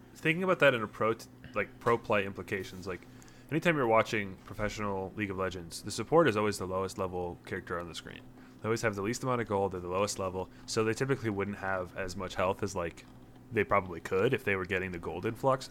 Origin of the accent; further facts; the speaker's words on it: Minnesota, United States; we're all from Minnesota